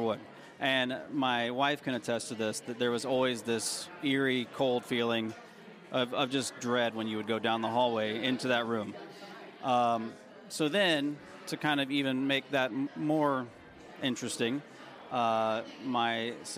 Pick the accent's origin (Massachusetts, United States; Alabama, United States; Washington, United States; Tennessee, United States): Tennessee, United States; I grew up in Tennessee